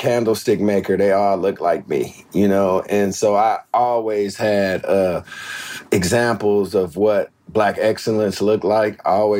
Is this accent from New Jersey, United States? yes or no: no; Detroit, Michigan, United States; born or raised there